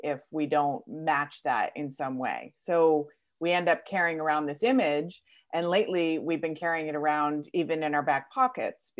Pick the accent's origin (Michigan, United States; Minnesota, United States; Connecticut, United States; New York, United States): Connecticut, United States; I am from Connecticut in the States